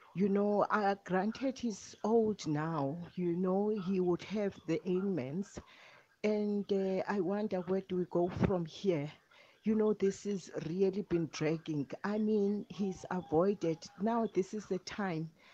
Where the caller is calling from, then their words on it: Butterworth, Eastern Cape, South Africa; I'm calling from Butterworth